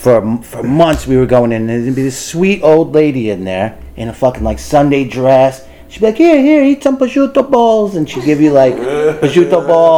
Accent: New York, United States; I grew up on Avenue U

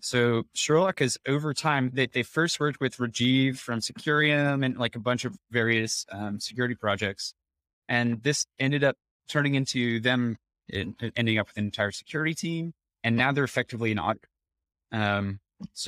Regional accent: United States; as an American developer

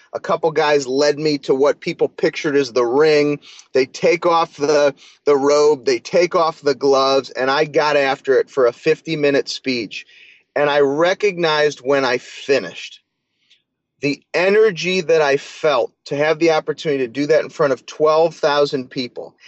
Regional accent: St. Louis, Missouri, United States; I'm from St. Louis

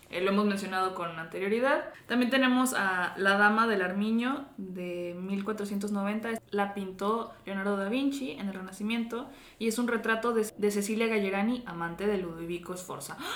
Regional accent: Dominican Republic; Ah, yo soy toda una dominicana

